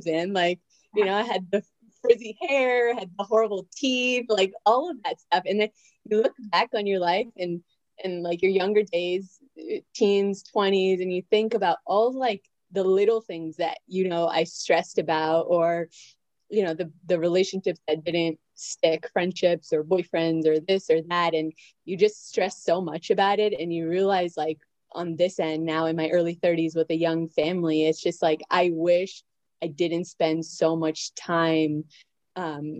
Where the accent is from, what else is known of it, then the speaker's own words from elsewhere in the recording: outside of Toronto, Ontario, Canada; moved away as an adult; now in Maryland, United States; I grew up outside of Toronto, actually.